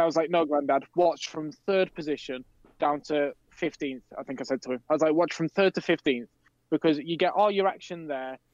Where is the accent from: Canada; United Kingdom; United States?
United Kingdom; we're British